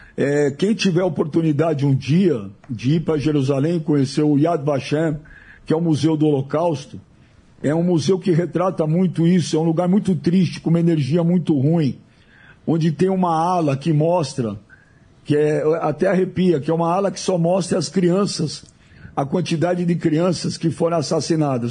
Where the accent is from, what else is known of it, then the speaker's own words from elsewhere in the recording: Brazil; Eu já sou nascido no Brasil, mas meus pais, meus avós